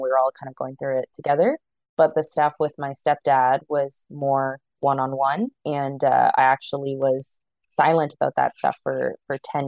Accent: Toronto, Ontario, Canada; I'm a born and bred Torontonian. I've lived in Canada for most of my life

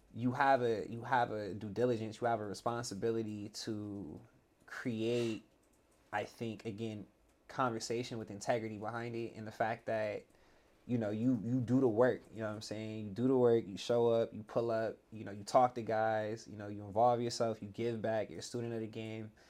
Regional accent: the Valley, California, United States; I grew up in the Valley

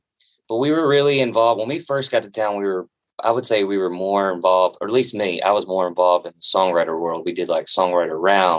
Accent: Kentucky, United States; George Clooney's from Kentucky and we're from Kentucky.

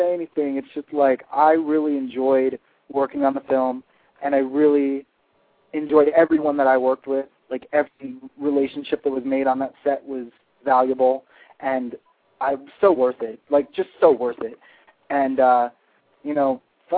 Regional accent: Bradenton, Florida, United States; moved away; I'm actually from Bradenton, which is like the redheaded stepsister of Sarasota.

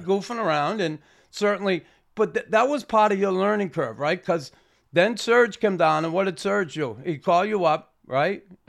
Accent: Boston, Massachusetts, United States; now in Canada; Me growing up in Boston

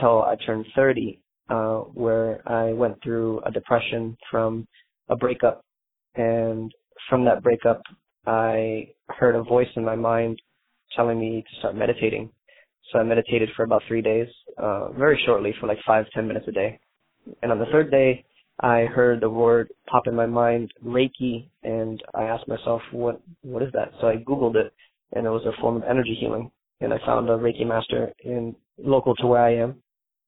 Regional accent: Hollywood, Florida, United States; I'm from Hollywood, Florida

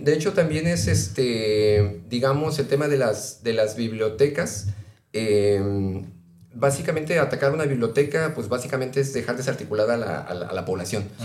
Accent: Mexico City, Mexico; yo que vengo del centro de Ciudad de México

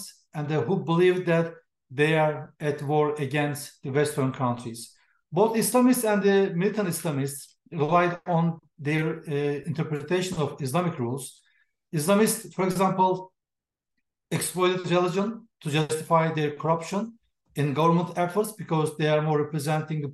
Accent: Turkey; moved away as an adult; now in United States; I'm from Turkey, and I was working for Turkish government long years

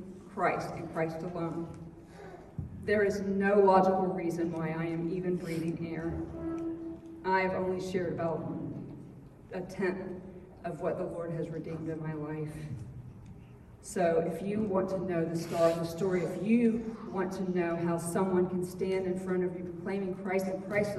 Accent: Florida, United States; I'm from Florida.

